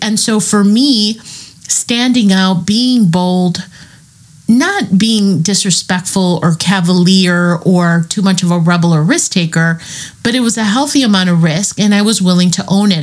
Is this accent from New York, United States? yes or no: no; Chicago, Illinois, United States; I'm from Chicago